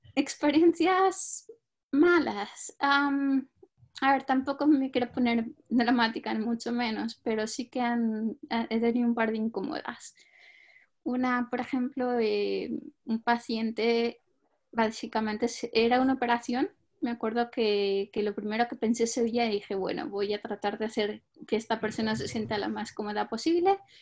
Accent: Spain; moved away as an adult; also born or lived in Denmark / France; now in United Kingdom; yo eh, nací en España y llevo en Reino Unido unos cinco años, no llega

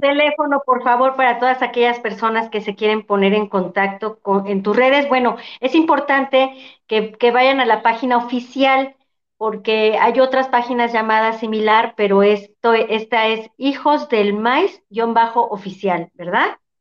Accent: Mexico; como mexicanos

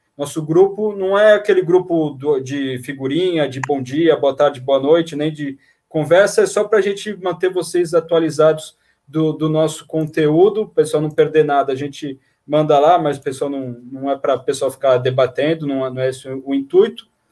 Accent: Baixada Santista, São Paulo, Brazil; lá da Baixada Santista, da minha terra

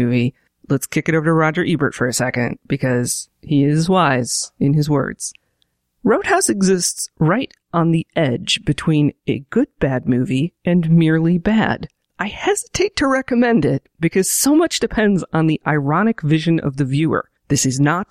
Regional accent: Kansas City, Kansas, United States; I am from Kansas City, Kansas

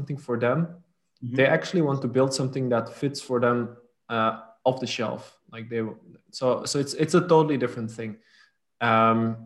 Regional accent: Flanders, Belgium; first language Dutch; English is a second language; also born or lived in French-speaking part of Belgium / Milan, Italy; my mother tongue is Dutch. Because I live in the north of Belgium, the Dutch-speaking part, next to the Netherlands as well. I grew up in the French-speaking part for a few years

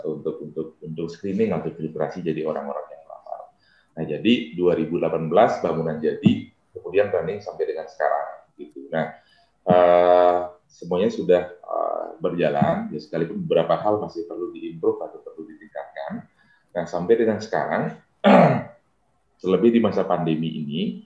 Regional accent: Buleleng, Bali, Indonesia; desa saya berbatasan dengan Kabupaten Karangasem

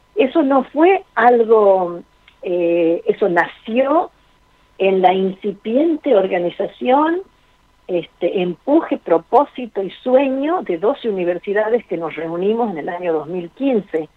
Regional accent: Argentina; nosotros como país, como Argentina, tiene una sólida cultura política

